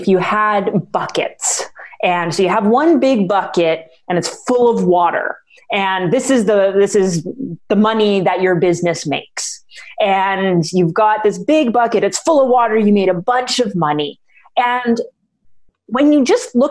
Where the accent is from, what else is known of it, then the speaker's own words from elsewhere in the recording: Canada; I'm Canadian, so I'm going to be using dollars